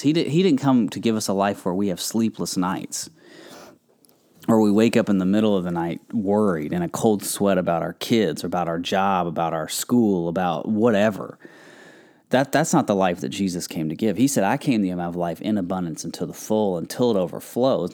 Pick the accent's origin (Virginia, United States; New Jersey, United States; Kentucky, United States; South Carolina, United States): Kentucky, United States; I'm from Kentucky. We have a lot of farm country around there